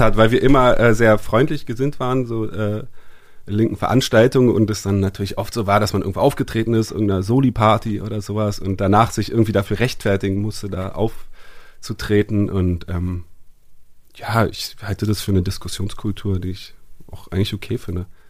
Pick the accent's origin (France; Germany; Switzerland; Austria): France; ich bin Franzose